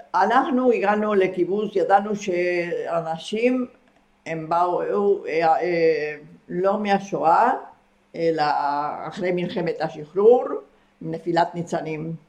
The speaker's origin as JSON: {"language": "Hebrew", "country": "Argentina", "tie": "born or raised there", "moved": "as an adult", "lives_now": "Israel", "said": "כי גרתי שם מגיל שבע עד גיל, אה, עד שעליתי לארץ, גיל 19"}